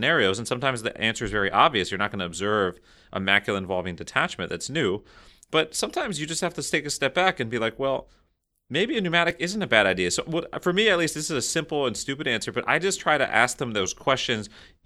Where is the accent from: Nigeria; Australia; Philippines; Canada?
Canada; speaking as a Canadian retinal surgeon